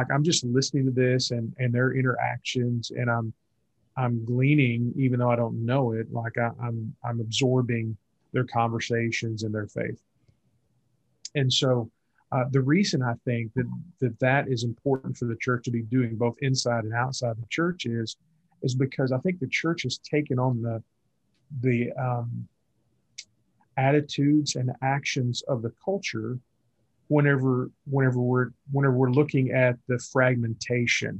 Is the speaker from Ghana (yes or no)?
no; Willow Springs, Missouri, United States; I grew up in Willow Springs, which was 30 minutes from West Plains